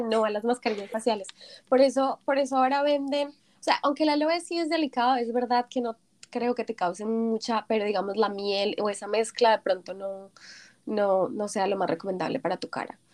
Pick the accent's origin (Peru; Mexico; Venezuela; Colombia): Colombia; now in South Korea; Cuando yo vine de Colombia mi primera vez me quedé aterrada porque en Colombia no teníamos nada así